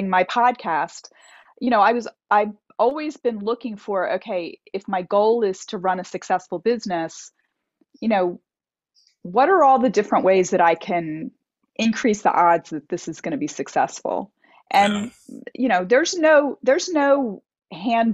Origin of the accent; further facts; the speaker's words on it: Delaware, United States; moved away as an adult; also born or lived in Boston, Massachusetts; I grew up in Delaware in the United States, and it's a very rural area.